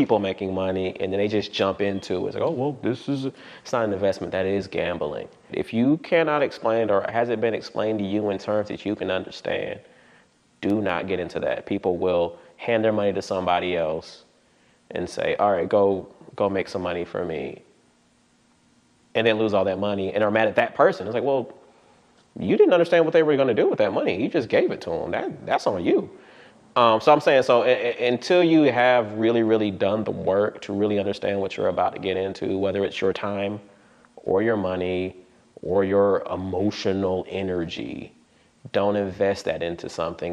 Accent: Atlanta, Georgia, United States; I'm from West Atlanta. I was born here, been here for a long time

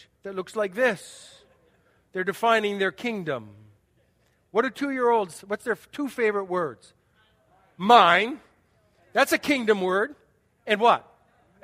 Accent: United States; I'm an American

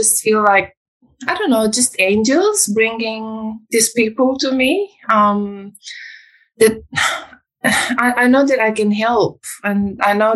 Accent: Romania; moved away; I come from Romania. I was born in 1986, which is communist Romania

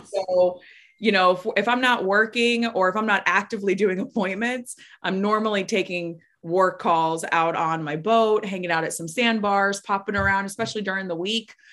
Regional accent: Florida, United States; born or raised there

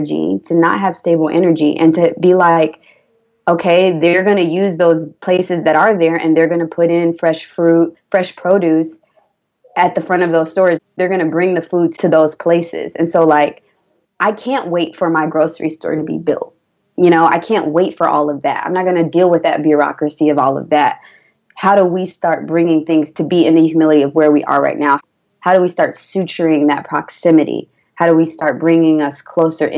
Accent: Atlanta, Georgia, United States; I'm from Atlanta. I don't have any organic grocery stores in the place where my family grew up

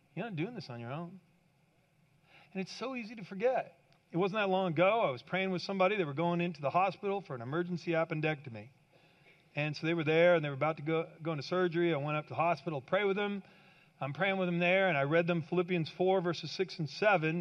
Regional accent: Kansas, United States; I grew up in Kansas

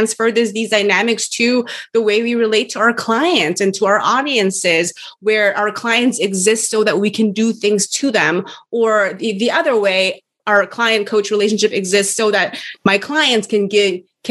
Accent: South Korea; we Koreans have sort of native ways of acknowledging

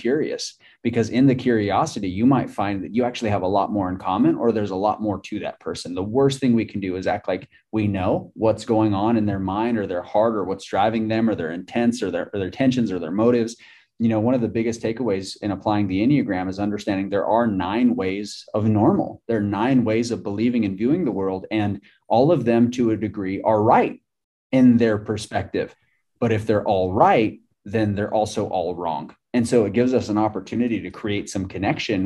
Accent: New Mexico, United States; I'm from New Mexico.

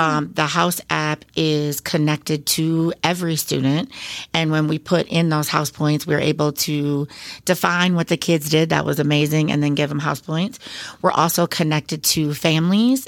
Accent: Beloit, Wisconsin, United States; also born or lived in Oshkosh, Wisconsin; I come from kind of a couple large families in the Beloit and South Beloit area

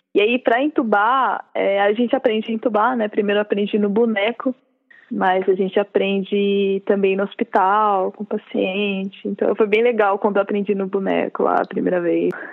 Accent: São Bernardo do Campo, São Paulo, Brazil; moved away as an adult; now in São Paulo, Brazil; eu sou de São Bernardo

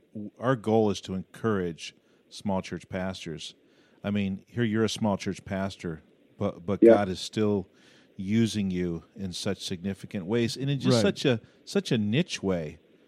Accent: United States; What's a lesson for us as American pastors in small churches?

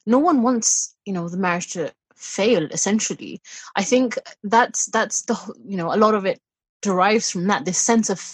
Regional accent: United Kingdom; being British born, you have a lot of Western influences, you know, being brought up here.

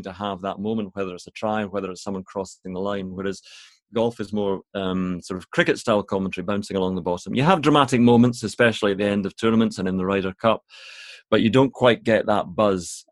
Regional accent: Scotland, United Kingdom; I'm Scottish

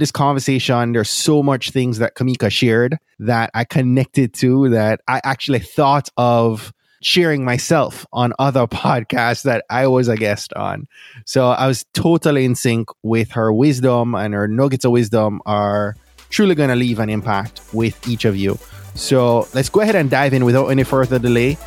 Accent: Jamaica; moved away; also born or lived in Florida; I'm from Jamaica

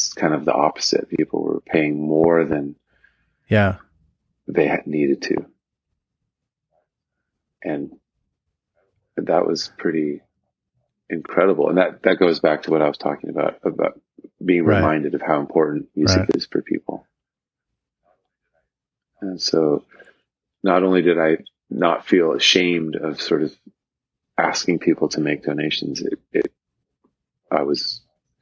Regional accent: Los Angeles, California, United States; growing up in Los Angeles

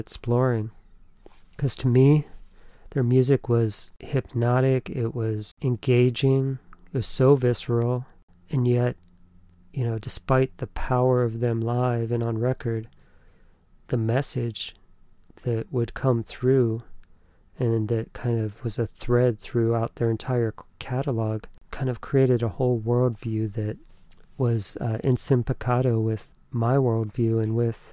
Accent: Northern Virginia, United States; I grew up in Northern Virginia

